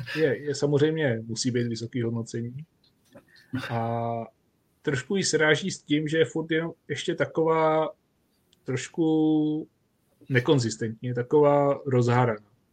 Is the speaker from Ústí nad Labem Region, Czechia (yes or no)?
yes; Duchcov, Ústí nad Labem Region, Czechia; u nás v Duchcově v Sokolovně